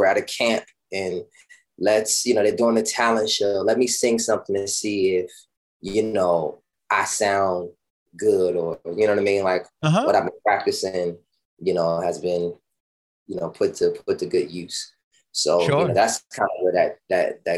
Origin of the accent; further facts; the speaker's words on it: Washington, District of Columbia, United States; Born and raised in Washington, D.C.